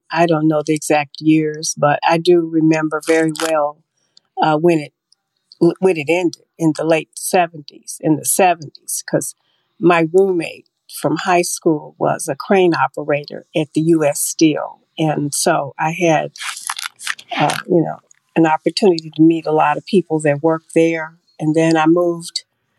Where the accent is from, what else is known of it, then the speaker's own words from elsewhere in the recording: Chicago, Illinois, United States; I'm a Chicagoan and a lifelong Chicagoan.